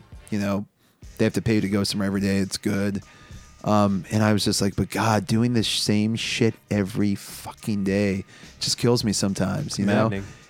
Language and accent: English; Pakistan; No offense to Pakistanis. I am Pakistani, so maybe a little offense.